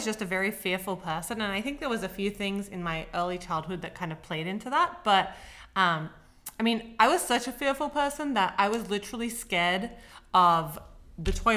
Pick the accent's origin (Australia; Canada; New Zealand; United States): Australia; Sydney, New South Wales; I was born in Sydney, Australia